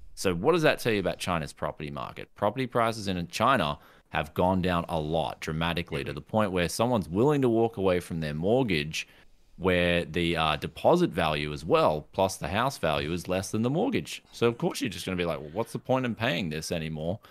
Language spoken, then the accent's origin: English; Queensland, Australia; I come from Queensland in Australia